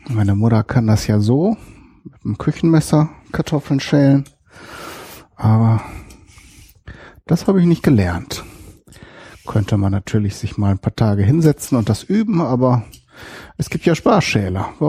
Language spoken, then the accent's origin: German; North Rhine-Westphalia, Germany; Ich komme komm ja aus Westfalen, genauer gesagt Ostwestfalen. Aus einem kleinen Städtchen dort.